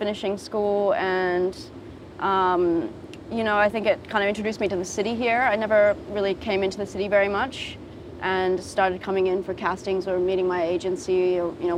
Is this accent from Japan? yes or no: yes; Japan; growing up in Japan